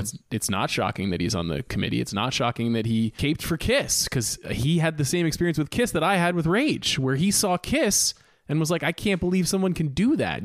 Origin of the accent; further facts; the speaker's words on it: Long Island, New York, United States; I'm from Long Island, New York